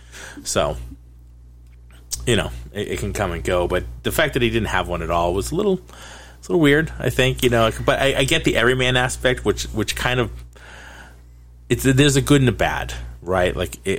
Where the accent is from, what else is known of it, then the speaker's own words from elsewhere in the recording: Boston, Massachusetts, United States; I'm from Boston, but not Boston proper. Like, I didn't grow up in South or anything like that, so I don't have a Boston accent, per se.